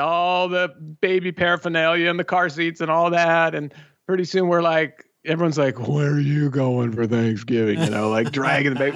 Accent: Southern California, United States; We're both born and raised here in Southern California.

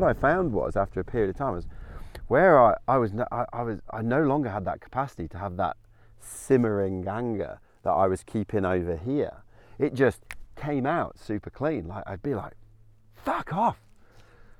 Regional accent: England, United Kingdom; being British stiff upper lip, you know, going to an English boys boarding school.

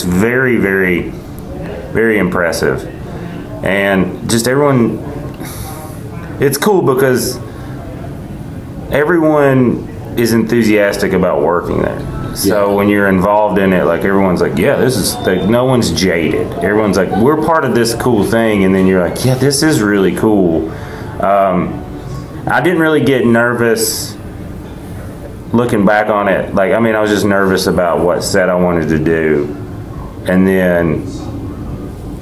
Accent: the South, United States; I'm from the South

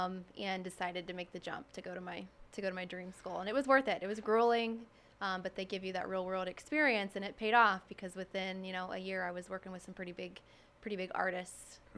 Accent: Indiana, United States; moved away as an adult; now in Southwest Florida, United States; So I'm originally from Indiana, born and raised. I moved here 3 years ago.

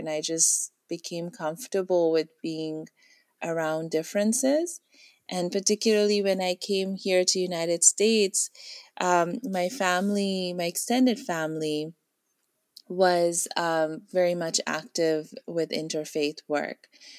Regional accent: Pakistan; also born or lived in India / Dubai; I grew up, I was born in Pakistan, where my mom is from, and my dad is from India. So my early childhood years were in India. My middle school years were in Dubai. And then we moved to Pakistan for about 3-4 years

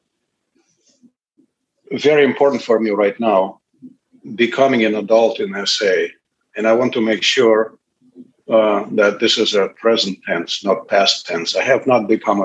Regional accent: Moscow, Russia; English is a second language; moved away as an adult; now in United States; I was born and grew up in Moscow, Russia

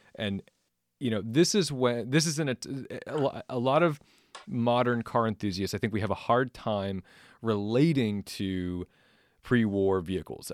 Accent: Massachusetts, United States; I grew up in Massachusetts.

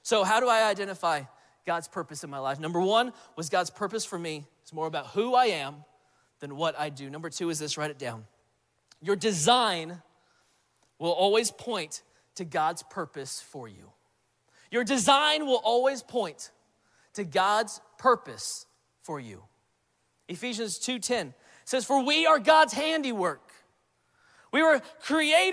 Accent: Central California, United States; moved away as an adult; now in Alabama, United States; I'm from Central California

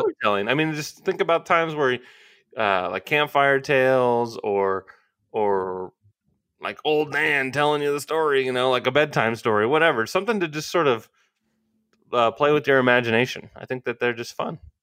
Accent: United States; as an American audience

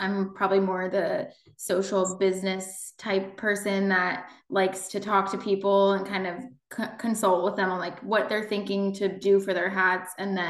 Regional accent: East Coast, United States; moved away as an adult; also born or lived in Philadelphia; now in Kansas City, United States; I'm from the East Coast originally, but I'm transplanted to Kansas by way of KU.

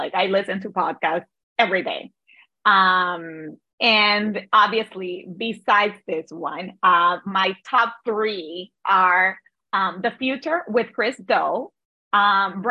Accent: Cartagena, Bolívar, Colombia; moved away as an adult; now in United States; I'm originally from Cartagena, Colombia. And I immigrated

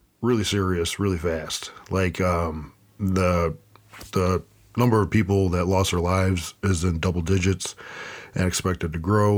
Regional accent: Buffalo, New York, United States; I currently live and where Buffalo is my hometown

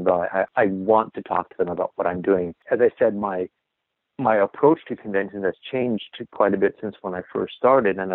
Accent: Portland, Oregon, United States; I'm from Portland

